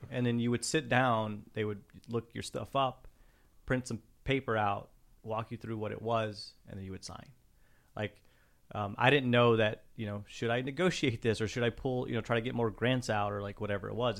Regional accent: Pecos, Texas, United States

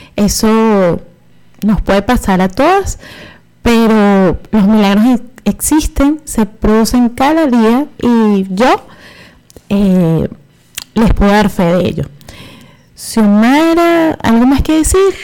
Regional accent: Venezuela

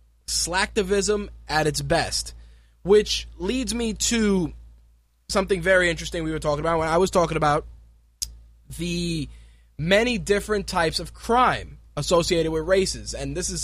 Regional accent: New York City, New York, United States; also born or lived in Puerto Rico; I was born here in New York City, I am a U.S. citizen

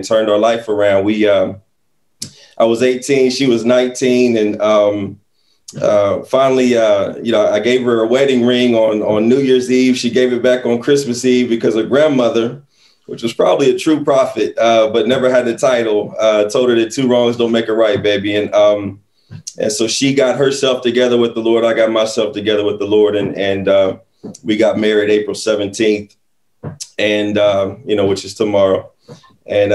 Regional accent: Central Ohio, United States; I'm from Central Ohio, you know, go Bucks out here in Columbus, Ohio.

